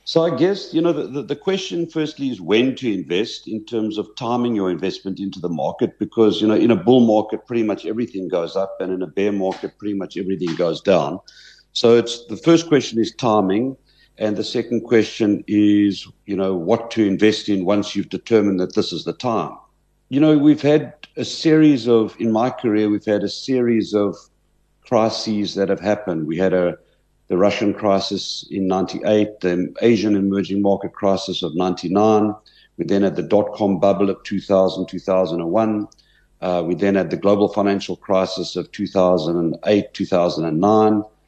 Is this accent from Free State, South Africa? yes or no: no; Port Elizabeth, Eastern Cape, South Africa; moved away as an adult; I grew up in Port Elizabeth